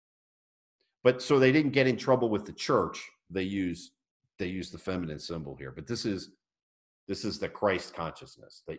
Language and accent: English; United States; as an American